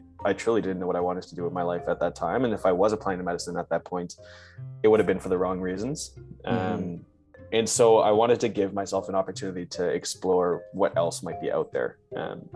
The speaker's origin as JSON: {"language": "English", "town": "Brampton", "region": "Ontario", "country": "Canada", "tie": "born or raised there", "said": "I'm from Brampton, Ontario. I did my high school and studies in the GTA"}